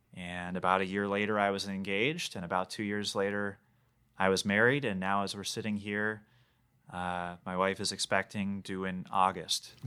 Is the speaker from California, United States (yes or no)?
no; Bloomington, Minnesota, United States; also born or lived in Brainerd, Minnesota; It's six blocks away from Normandale Community College. It's my hometown.